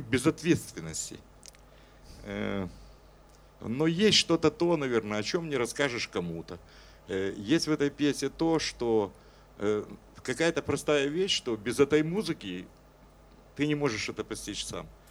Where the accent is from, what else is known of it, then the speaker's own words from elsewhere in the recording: Kyiv, Ukraine; я киевлянин, и что я из Украины